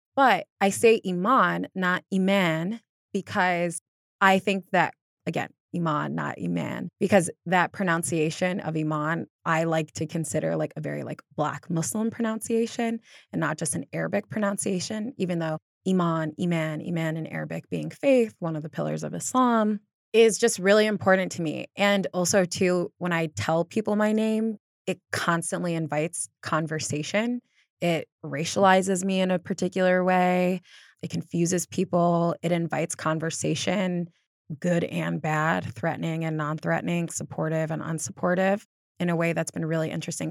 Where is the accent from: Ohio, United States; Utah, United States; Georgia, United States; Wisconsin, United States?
Ohio, United States; Northeast; I grew up in Northeast Ohio